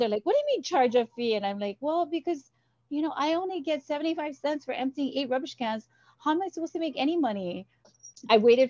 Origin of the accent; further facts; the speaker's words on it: Kaneohe, Hawaii, United States; moved away as an adult; also born or lived in Michigan; my hometown is Kaneohe. And I attended, you know, elementary at He'e'ia